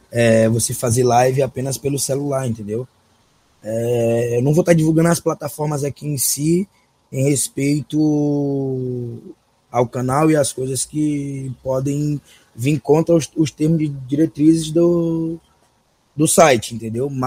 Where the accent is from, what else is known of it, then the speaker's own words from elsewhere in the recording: São Luís, Maranhão, Brazil; Eu sou natural de São Luís, atualmente resido aqui em São Luís.